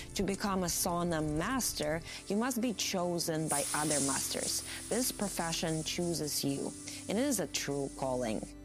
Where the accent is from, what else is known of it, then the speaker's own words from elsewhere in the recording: Latvia; my home country, Latvia